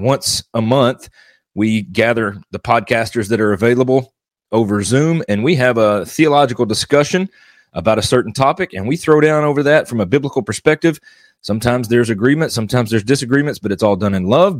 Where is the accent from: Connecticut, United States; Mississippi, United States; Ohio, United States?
Mississippi, United States; now in Arkansas, United States; I was born and raised in Mississippi, and I am now currently living in Arkansas.